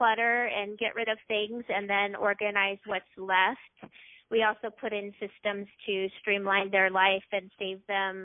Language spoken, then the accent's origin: English; Loma Linda, California, United States; also born or lived in Orange County, California; I grew up in actually Loma Linda, California for 18 years